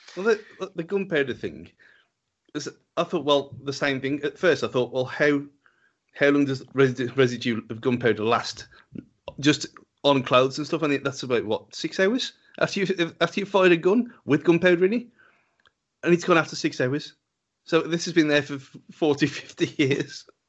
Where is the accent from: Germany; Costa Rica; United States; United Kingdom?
United Kingdom; England; because we are English